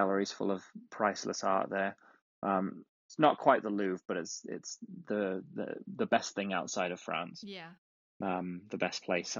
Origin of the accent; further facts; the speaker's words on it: London, United Kingdom; moved away; I grew up in London. I grew up in South London, and then I spent the last 3 years living in East London until just April of this year.